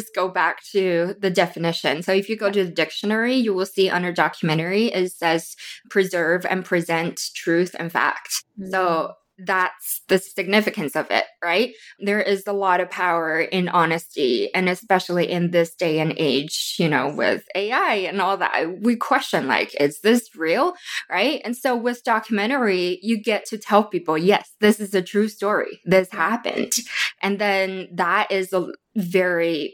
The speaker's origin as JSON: {"language": "English", "town": "Wuhan", "region": "Hubei", "country": "China", "tie": "born or raised there", "moved": "yes", "lives_now": "Phoenix, United States", "said": "I was born and raised in China"}